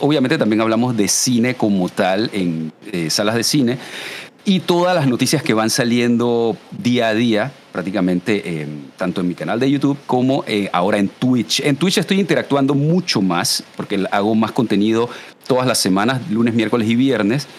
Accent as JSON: {"language": "Spanish", "country": "Panama", "said": "yo soy panameño siempre he sido súper eh, orgulloso del portar el 507 el PTY"}